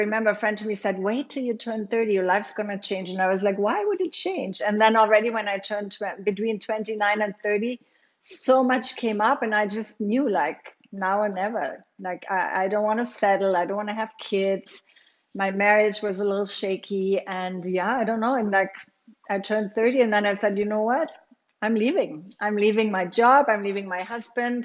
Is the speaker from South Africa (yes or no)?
no; Germany; moved away; I grew up in Germany